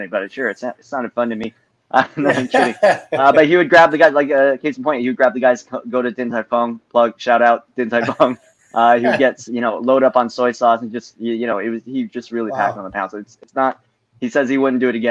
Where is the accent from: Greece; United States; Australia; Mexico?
United States; as Asian American